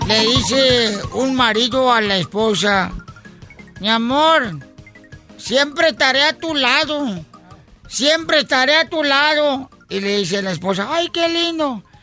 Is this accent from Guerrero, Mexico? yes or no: no; Monterrey, Nuevo León, Mexico; Eh, yo, yo soy comediante de Monterrey